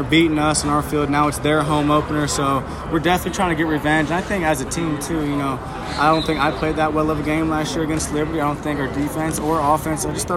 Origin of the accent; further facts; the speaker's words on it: Knoxville, Tennessee, United States; moved away; I'm from Knoxville, Tennessee, so it's like a 4-hour drive